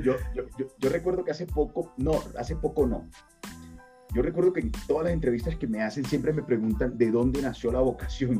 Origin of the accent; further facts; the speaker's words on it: La Guajira, Colombia; soy de La Guajira, Colombia.